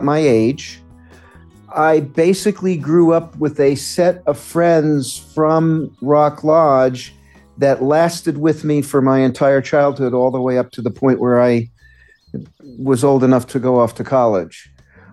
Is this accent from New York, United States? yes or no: yes; New York City, New York, United States; I was born and raised in New York City, Midtown Manhattan.